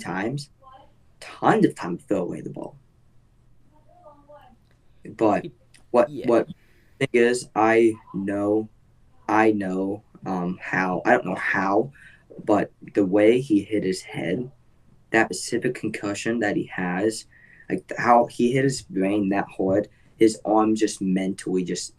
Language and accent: English; Indianapolis area, United States; they're in my hometown